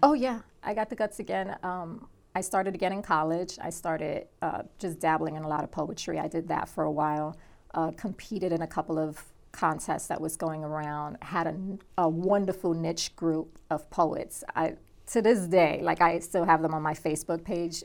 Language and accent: English; New York City, New York, United States; I grew up in Brooklyn, New York, back in the '80s